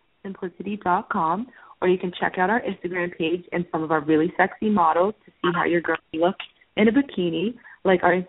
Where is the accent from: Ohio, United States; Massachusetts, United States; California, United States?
Massachusetts, United States; moved away as an adult; now in Florida, United States; I'm originally from Massachusetts, and I moved to Florida